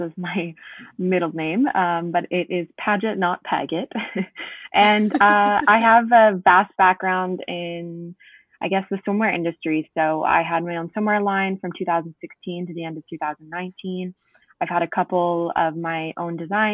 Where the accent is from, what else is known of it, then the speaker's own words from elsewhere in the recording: East Coast, Canada; moved away as an adult; also born or lived in Ottawa; I'm going back to the East Coast, okay. Where I'm primarily from